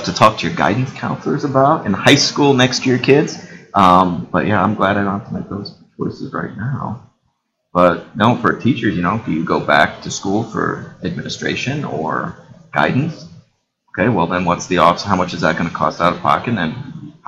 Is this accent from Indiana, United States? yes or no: yes; New Haven, Indiana, United States; also born or lived in Bloomington, Indiana; I grew up in New Haven